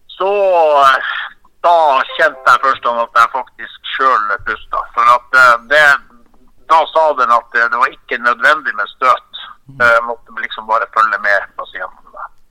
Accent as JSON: {"language": "Norwegian", "region": "Finnmark", "country": "Norway", "said": "vi er fra Finnmark"}